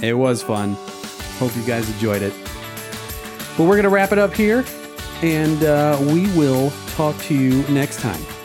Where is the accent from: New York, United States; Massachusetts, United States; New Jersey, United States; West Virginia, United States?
New Jersey, United States; moved away; also born or lived in Oklahoma; I was born in New Jersey, but I've been to Oklahoma. I did school, high school in Oklahoma and a couple years of college. at Oklahoma State, and then I went back to New Jersey